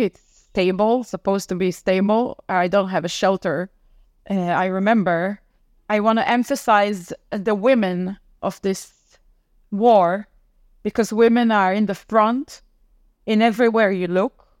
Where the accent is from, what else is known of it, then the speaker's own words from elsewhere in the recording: Tel Aviv, Tel Aviv District, Israel; also born or lived in United States; I'm from Tel Aviv, uh, Israel